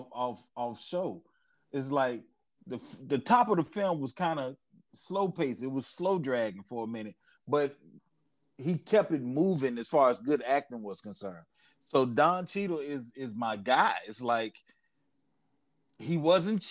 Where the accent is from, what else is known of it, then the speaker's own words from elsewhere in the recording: Mississippi, United States; I'm from Mississippi